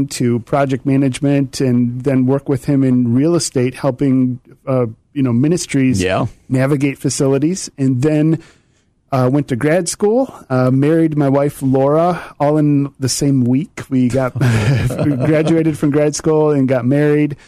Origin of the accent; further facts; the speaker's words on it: Wheaton, Illinois, United States; also born or lived in Akron, Ohio / Midland, Texas / Dubuque, Iowa; I grew up in the Chicago area from, before I went to kindergarten through mm-hmm. high school. I usually claim Wheaton, but we lived in West Chicago for about 8 or 10 years